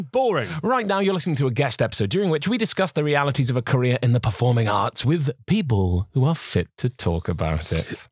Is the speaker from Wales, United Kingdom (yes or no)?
yes; Welsh, Wales, United Kingdom; being Welsh